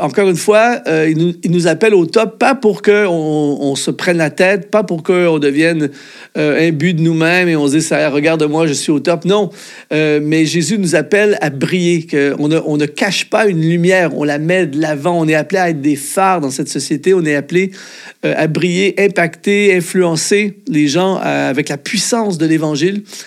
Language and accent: French; Canada; en tant que Canadien